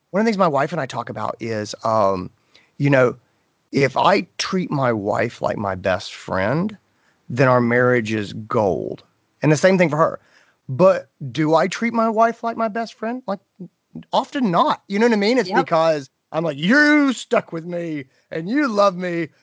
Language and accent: English; North Carolina, United States; I grew up in North Carolina.